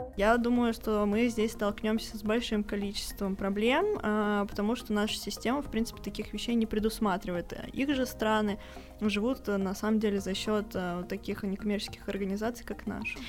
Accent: Ufa, Bashkortostan, Russia; мы обе из Уфы

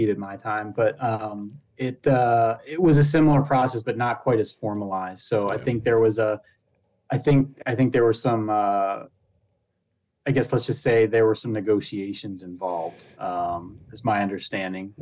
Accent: Pennsylvania, United States; now in Michigan, United States; I grew up in Pennsylvania

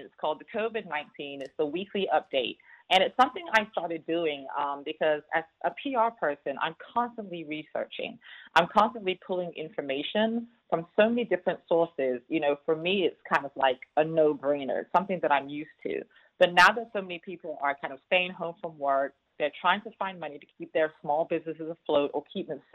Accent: London, United Kingdom; now in Houston, United States; born and raised in London, North London, UK. Moved here many, many years ago, but never lost the accent.

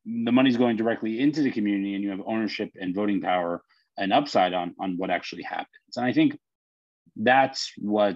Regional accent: New York, United States; I'm a New Yorker

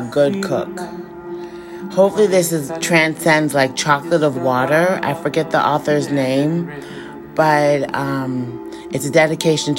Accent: Prince George's County, Maryland, United States; also born or lived in Washington, D.C. / Bethesda, Maryland; I was born in Prince George's County, I was transferred to Washington, D.C.

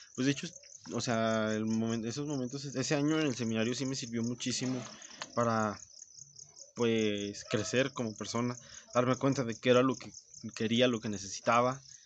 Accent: Zacatecas, Mexico; Soy de Zacatecas y soy tortillero

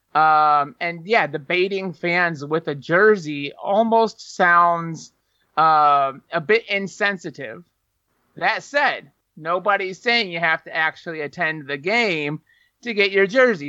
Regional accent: Northern Ohio, United States; now in Texas, United States; I come from Ohio. Uh, Northern Ohio

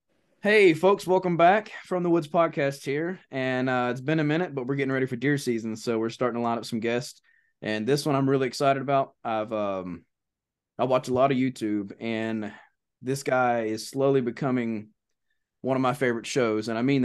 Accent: North Florida, United States; I grew up in North Florida. I've spent the majority of my life in the woods or on the water.

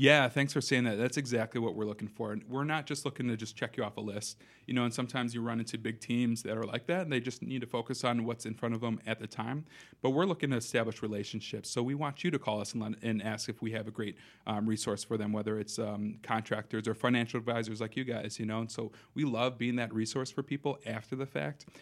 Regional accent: Madison, Wisconsin, United States; also born or lived in Minnesota; born and raised here in Madison, so I grew up here on the West Side

